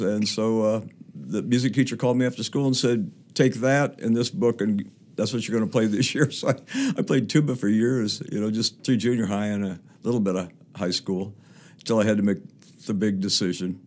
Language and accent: English; Topeka, Kansas, United States; moved away; four of us went to the same high, high school, Topeka West High School